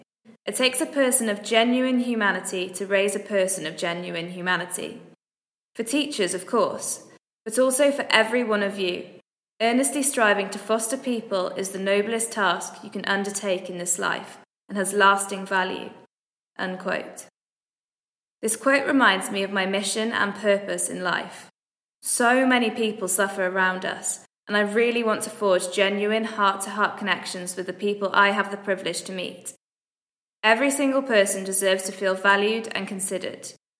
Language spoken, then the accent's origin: English; Wales, United Kingdom; I'm from Wales and I'm currently studying marine biology.